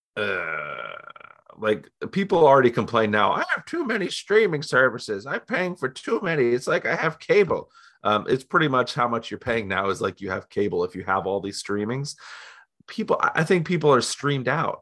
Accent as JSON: {"language": "English", "town": "Canton", "region": "Ohio", "country": "United States", "also_born_or_lived": "Ypsilanti, Michigan", "said": "I'm from Canton, Ohio"}